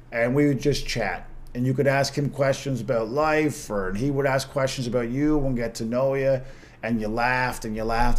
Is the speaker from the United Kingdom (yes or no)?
no; Corner Brook, Newfoundland and Labrador, Canada; in Corner Brook in my hometown